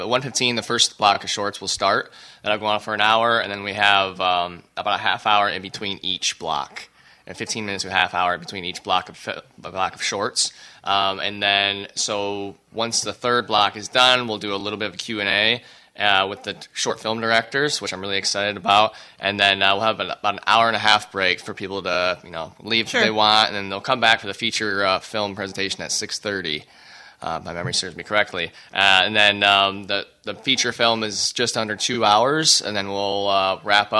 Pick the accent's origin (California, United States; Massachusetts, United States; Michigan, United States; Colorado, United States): Michigan, United States; moved away as an adult; also born or lived in Wyoming; now in Holland, United States; I'm from Michigan